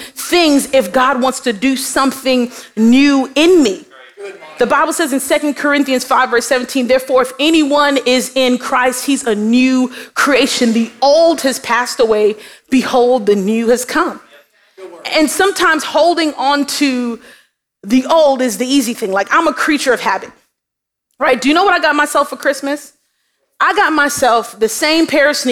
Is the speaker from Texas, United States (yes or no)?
no; New York City, New York, United States; moved away as an adult; now in Miami, United States; I was born in Brooklyn. And so before I got to Miami, I was fully immersed in Brooklyn culture. Like the way that I walked, the way that I talked